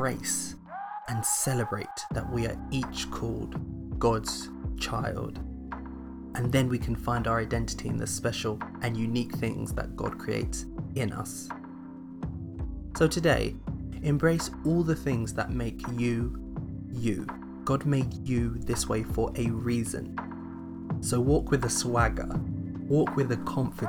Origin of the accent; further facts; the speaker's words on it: London, United Kingdom; also born or lived in Nigeria; either of four responses: Nigeria, the UK, London, or New Cross